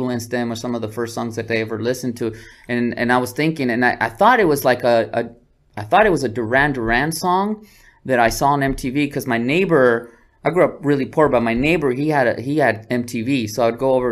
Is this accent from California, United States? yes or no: yes; San Diego, California, United States; moved away as an adult; also born or lived in Cotija, Michoacán, Mexico; now in Los Angeles, United States; In Sherman Heights, Grand Hills Park in San Diego, California